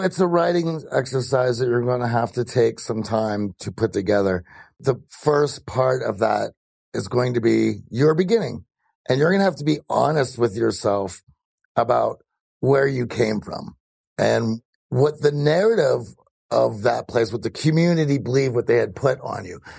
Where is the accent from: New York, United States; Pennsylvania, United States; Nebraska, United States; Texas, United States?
Pennsylvania, United States; Greensburg; I was born in Greensburg, Pennsylvania